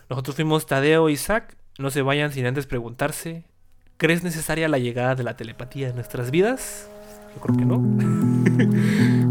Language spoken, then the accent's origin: Spanish; Mexico; nosotros los mexicanos